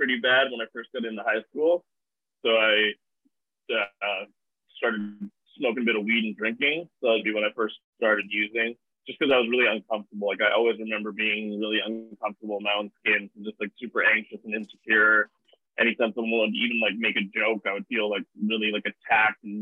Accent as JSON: {"language": "English", "town": "Vancouver", "region": "British Columbia", "country": "Canada", "tie": "born or raised there", "said": "I was born in Vancouver"}